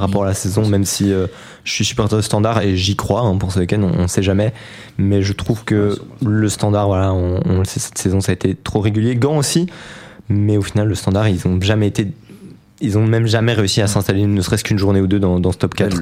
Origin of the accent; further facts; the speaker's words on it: province of Namur, Wallonia, Belgium; je viens de la province de Namur